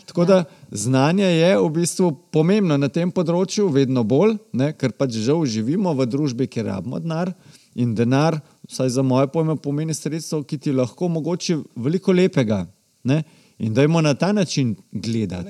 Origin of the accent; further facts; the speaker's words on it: Slovenia; smo Slovenci